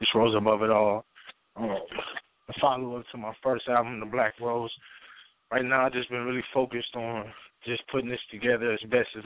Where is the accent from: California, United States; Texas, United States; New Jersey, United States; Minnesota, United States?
Minnesota, United States; Minneapolis; I'm from the north side of Minneapolis, Minnesota. Born and raised